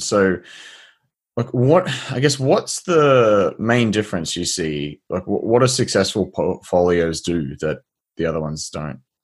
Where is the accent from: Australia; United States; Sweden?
Australia; as an Australian